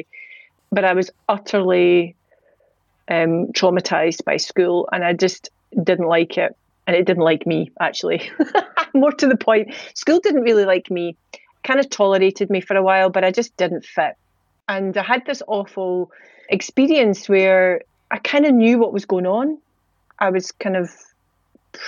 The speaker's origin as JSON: {"language": "English", "town": "Edinburgh", "region": "Scotland", "country": "United Kingdom", "tie": "born or raised there", "accent": "Scottish", "said": "We grew up in Leith in the 90s, which was mental"}